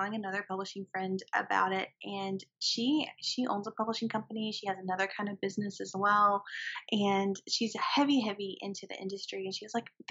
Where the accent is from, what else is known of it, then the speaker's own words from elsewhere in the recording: the South, United States; accent: southern; my southern accent